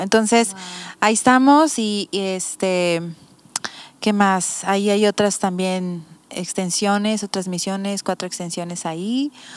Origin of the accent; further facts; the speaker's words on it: Mazatlán, Sinaloa, Mexico; moved away as an adult; also born or lived in Tepic / Texas; now in Bucerías, Mexico; Yo soy de Mazatlán